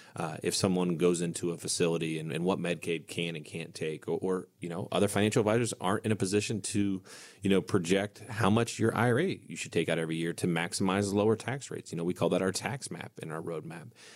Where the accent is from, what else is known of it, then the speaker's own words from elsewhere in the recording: United States; growing up on Indian Lake